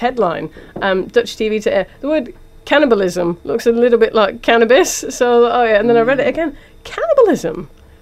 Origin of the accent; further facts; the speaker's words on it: England, United Kingdom; now in Auckland, New Zealand; we're three English comedians